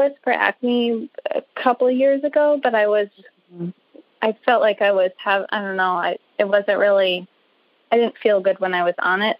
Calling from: Arlington, Virginia, United States; I'm calling from Arlington, Virginia.

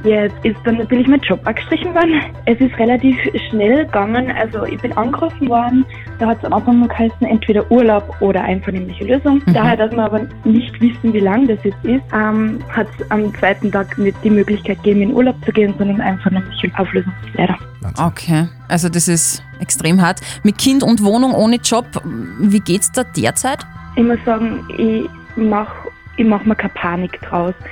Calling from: Niederthalheim, Upper Austria, Austria; Hallo, ich bin aus Niedertalheim.

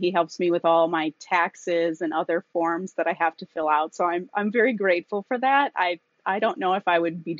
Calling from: South Dakota, United States; I'm calling from South Dakota in the United States.

